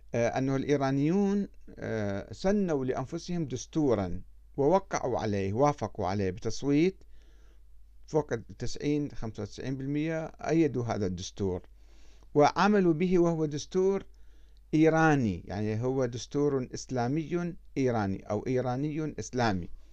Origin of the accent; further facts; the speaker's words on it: Iraq; moved away as an adult; also born or lived in Iran; أنا كعراقي